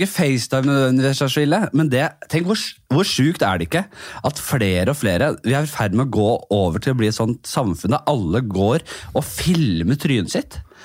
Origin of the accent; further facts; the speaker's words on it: Oslo, Norway; jeg kommer fra Bekkelaget. Eh, Nordstrand eh, oppi der.